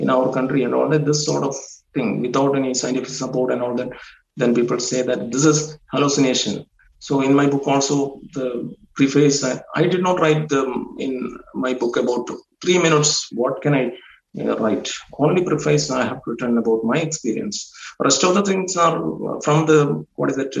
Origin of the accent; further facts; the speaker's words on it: India; being an Indian, I don't know whether it is my accent